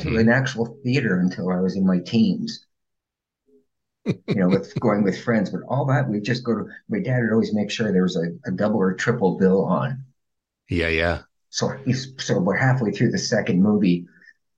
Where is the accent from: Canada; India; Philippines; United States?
Canada; Hamilton, Ontario; I grew up in Toronto. Well, actually, a city called Hamilton, which is just about 35 miles south and west of Toronto, on the Great Lake, on Great Lake Ontario